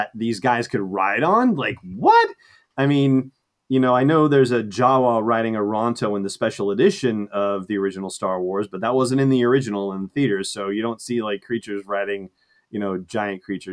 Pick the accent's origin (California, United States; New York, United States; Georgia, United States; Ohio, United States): California, United States; Los Angeles; I grew up in Los Angeles, you know, very deserty